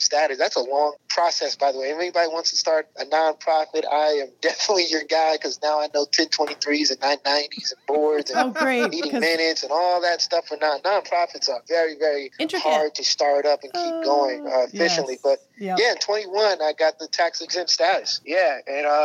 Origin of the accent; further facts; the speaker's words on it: North New Jersey, United States; I'm from North New Jersey. So I'm from a real urban area, hard hitting city, blue collar type of place, a lot of poverty, a lot of crime when I was coming up in a single parent household.